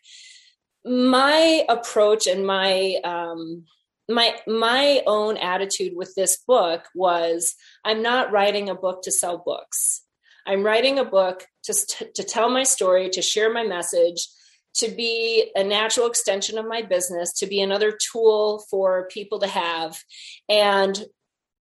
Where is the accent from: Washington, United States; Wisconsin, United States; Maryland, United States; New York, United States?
Wisconsin, United States; moved away; went back home to Wisconsin and did a little book tour, to a variety of places in my hometown